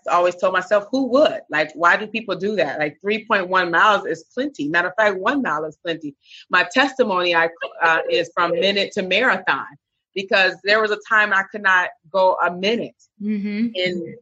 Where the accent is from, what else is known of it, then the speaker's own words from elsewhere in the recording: Michigan, United States; moved away as an adult; now in South Florida, United States; I'm from Michigan, born and raised, moved here to South Florida about 5 years ago